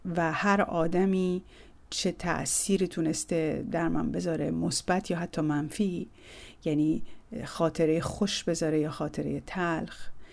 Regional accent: Tehran, Tehran Province, Iran; متولد سال 1350 در تهران هستم و در بیمارستان ژاندارمری تهران به دنیا آمدم

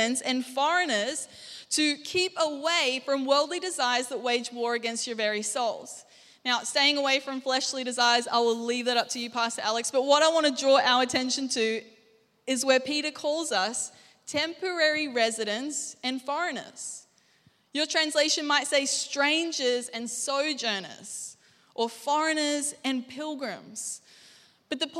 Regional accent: Gold Coast, Queensland, Australia; also born or lived in Anderson, South Carolina; now in Brisbane, Australia; I rocked up, this chick from the Gold Coast, and I'm like, hey, how you guys doing? And they're like, this was their response every time to my accent

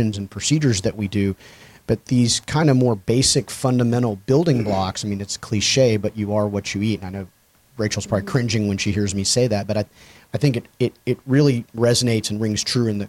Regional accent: Louisville, Kentucky, United States; moved away as an adult; now in Texas, United States; native of Louisville, Kentucky

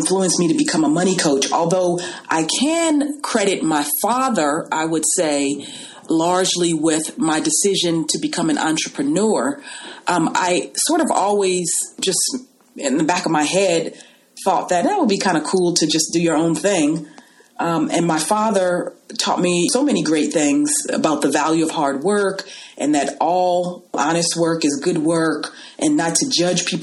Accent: Los Angeles, California, United States; also born or lived in New York; I was raised in Los Angeles

